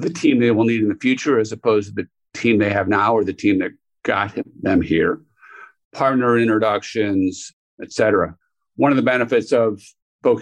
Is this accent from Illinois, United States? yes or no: yes; Chicago, Illinois, United States; I grew up in Chicago